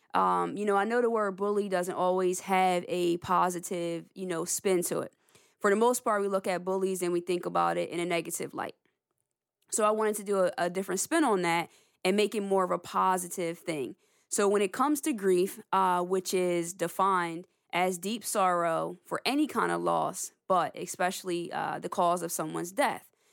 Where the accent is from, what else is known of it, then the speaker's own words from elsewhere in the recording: Lawnside, New Jersey, United States; I'm from the Lonside, New Jersey area